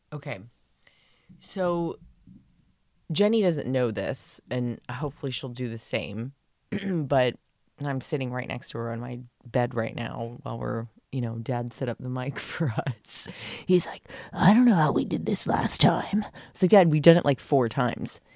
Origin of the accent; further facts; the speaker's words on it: San Diego, California, United States; we grew up in San Diego